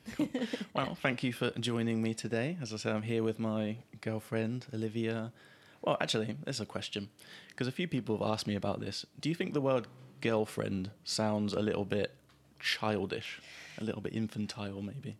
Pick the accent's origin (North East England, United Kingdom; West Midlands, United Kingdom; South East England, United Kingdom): South East England, United Kingdom; Gosport; moved away; growing up in Gosport